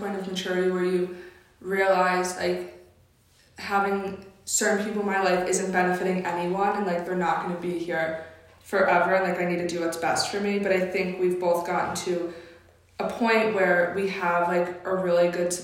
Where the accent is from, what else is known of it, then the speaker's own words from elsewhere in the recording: Connecticut, United States; moved away; I grew up in Connecticut